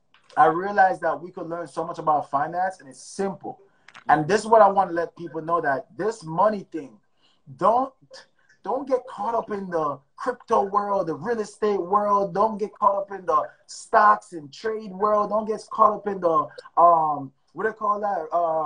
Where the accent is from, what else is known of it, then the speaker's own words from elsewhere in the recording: Jamaica; now in United States; my mom came here. We came from Jamaica, right? And we didn't have much.